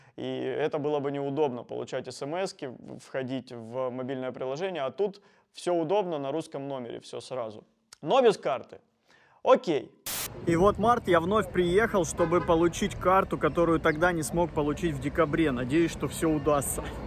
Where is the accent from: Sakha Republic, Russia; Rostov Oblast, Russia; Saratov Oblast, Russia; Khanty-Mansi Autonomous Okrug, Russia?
Rostov Oblast, Russia; Rostov-on-Don; я из Ростова-на-Дону